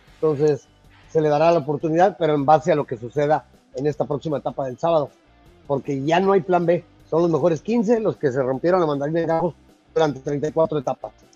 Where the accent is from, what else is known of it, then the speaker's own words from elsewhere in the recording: Monterrey, Nuevo León, Mexico; now in Tijuana, Mexico; yo soy de Monterrey, Nuevo León